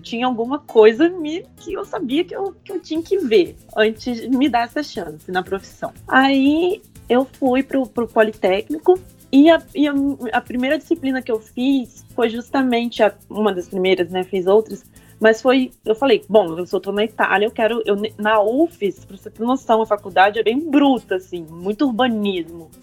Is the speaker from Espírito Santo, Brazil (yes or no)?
yes; Cachoeiro de Itapemirim, Espírito Santo, Brazil; na minha cidade também, que eu sou de Cachoeira de Itapemirim, que é do sul do Espírito Santo